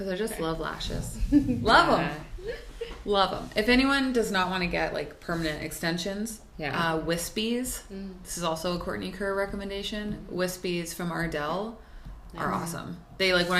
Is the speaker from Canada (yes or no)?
yes; Timmins, Ontario, Canada; I was born in Timmins